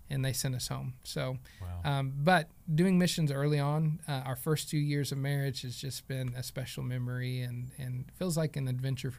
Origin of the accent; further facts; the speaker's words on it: Stigler, Oklahoma, United States; I grew up in Stigler, Oklahoma, which is just south of Sulphur and smaller than Sulphur